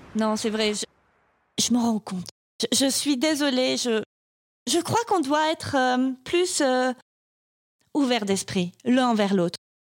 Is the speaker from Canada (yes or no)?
no; France; je suis française